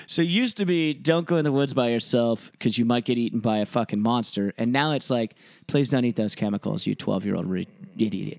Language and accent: English; Texas, United States; moved away as an adult; also born or lived in Washington; I grew up in Texas